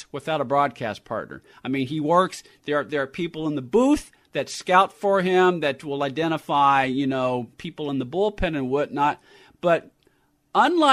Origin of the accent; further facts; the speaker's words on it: San Francisco Bay Area, California, United States; now in Los Angeles, United States; I grew up in the San Francisco Bay Area